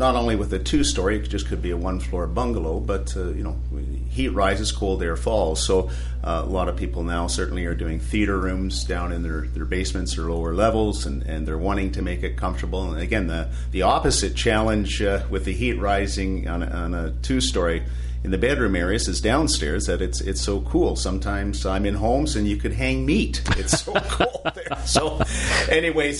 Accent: London, Ontario, Canada; I grew up in South London

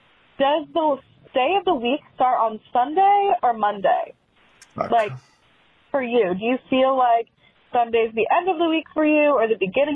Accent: Maryland, United States; I'm from Maryland

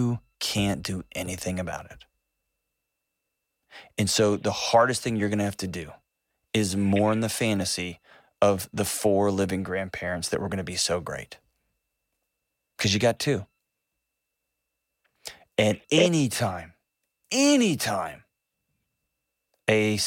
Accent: Texas, United States; I'm from Texas

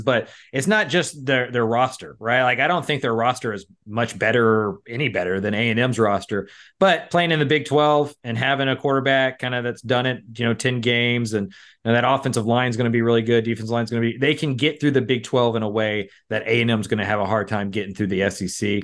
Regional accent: Austin, Texas, United States; I am from Austin. I live here

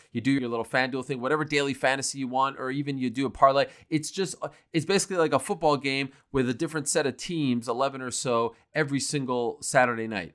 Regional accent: Montreal, Quebec, Canada; moved away; I grew up in Montreal

